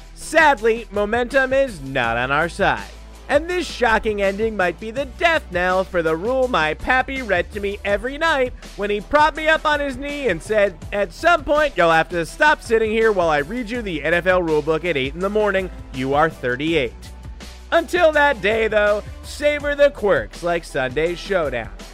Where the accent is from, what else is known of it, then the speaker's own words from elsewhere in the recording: New York, United States; I'm from New York.